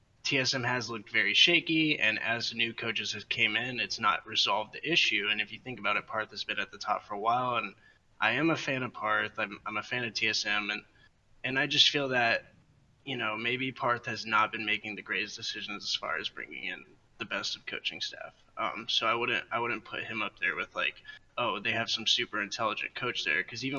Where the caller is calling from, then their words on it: Fable, North Carolina, United States; I'm calling from Fable, North Carolina.